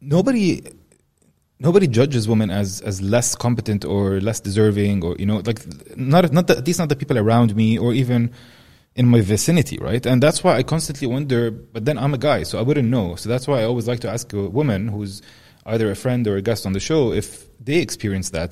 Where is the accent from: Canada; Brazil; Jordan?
Jordan; Amman, Amman Governorate; I grew up in Amman